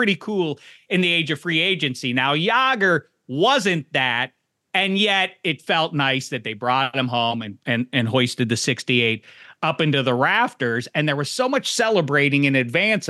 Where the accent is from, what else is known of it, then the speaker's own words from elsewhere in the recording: Pittsburgh, Pennsylvania, United States; I'm an American, born and bred, obviously, banks of the Three Rivers and all